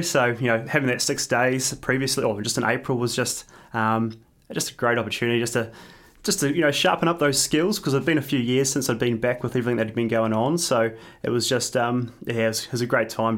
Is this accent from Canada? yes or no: no; New Zealand; now in Australia; I'm, I'm originally from New Zealand, so I try and get back to New Zealand a, at least a couple times a year